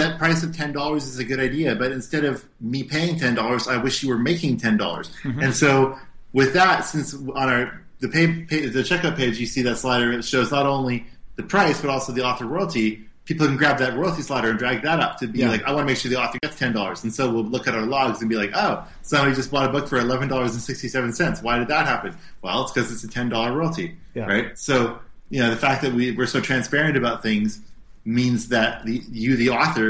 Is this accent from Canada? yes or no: yes; Canada; we're Canadian, right?